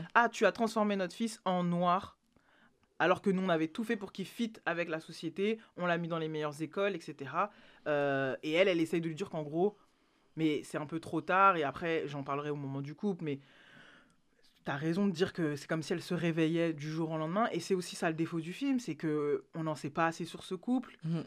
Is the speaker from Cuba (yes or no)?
no; France; qu'on est français